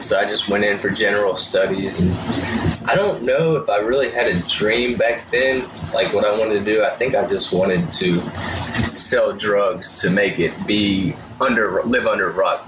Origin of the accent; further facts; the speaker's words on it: Madison, Mississippi, United States; also born or lived in Byram; we moved to Madison in elementary school when I was in second grade